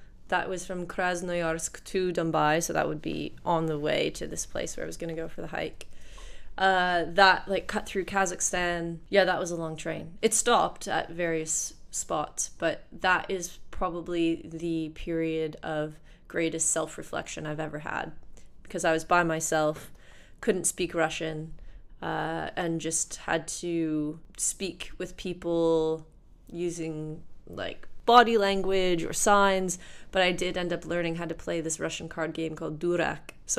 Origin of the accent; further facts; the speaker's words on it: Canada; as a Canadian